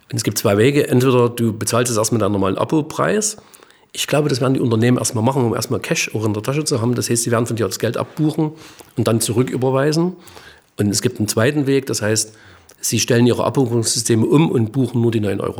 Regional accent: East Germany, Germany; Also ich sage mal so, jetzt bin ich Ostdeutscher und sage, beim Thema Schweden und sowas habe ich riesen Bauchschmerzen.

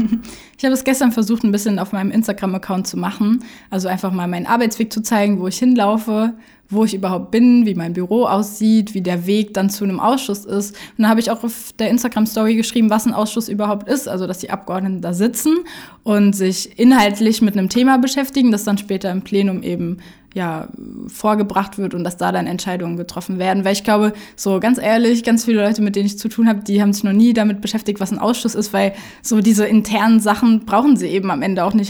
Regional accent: Saarland, Germany; Ich komme aus dem Saarland

